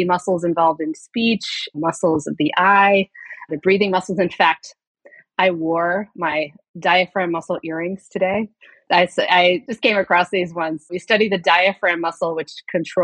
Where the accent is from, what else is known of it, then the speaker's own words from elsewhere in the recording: Kansas, United States; moved away as an adult; also born or lived in Chicago / Virginia; I grew up in Kansas